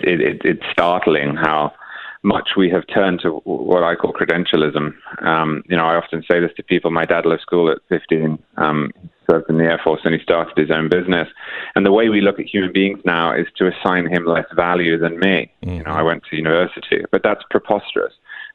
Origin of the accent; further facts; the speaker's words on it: United Kingdom; now in United States; I'm not originally from the United States. I'm from Britain, which has its own issues with class